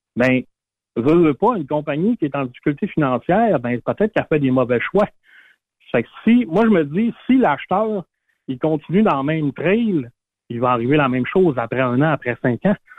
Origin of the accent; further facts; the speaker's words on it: Saguenay, Quebec, Canada; moved away; Ma famille, moi, sont toutes au Saguenay, ma mère habite la maison de mon enfance encore